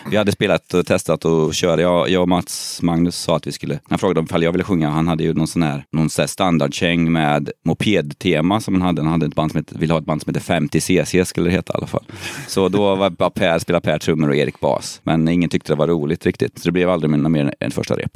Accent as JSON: {"language": "Swedish", "town": "Kristinehamn", "region": "Värmland", "country": "Sweden", "moved": "yes", "said": "vi är från Kristinehamn båda två"}